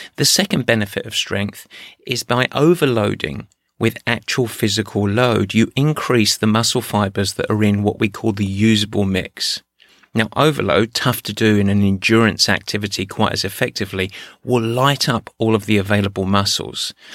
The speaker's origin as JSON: {"language": "English", "region": "England", "country": "United Kingdom", "moved": "yes", "said": "my home country, England"}